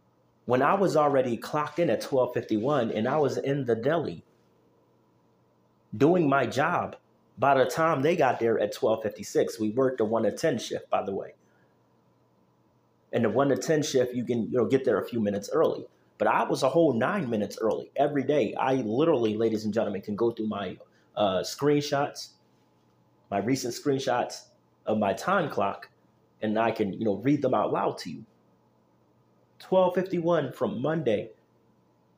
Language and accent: English; Philadelphia, Pennsylvania, United States; moved away; also born or lived in Idaho; I'm from Philly. I'm not from here. You know, I'm not from Idaho